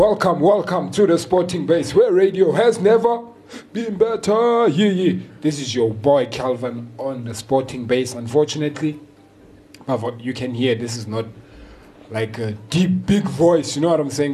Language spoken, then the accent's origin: English; South Africa; I'm a South African